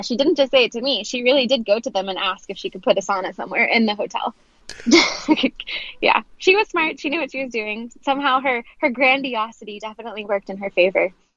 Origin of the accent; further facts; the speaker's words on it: Knoxville, Tennessee, United States; moved away as an adult; also born or lived in Ohio; now in New York City, United States; I'm originally from Knoxville, Tennessee